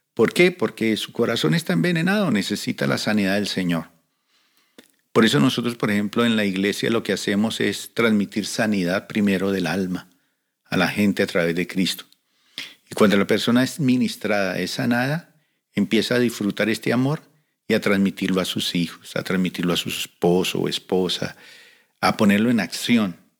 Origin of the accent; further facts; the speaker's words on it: Colombia; now in Cali, Colombia; llegamos de diferentes lugares de Colombia y conformamos un equipo evangelístico. Y llegamos a la ciudad de Cali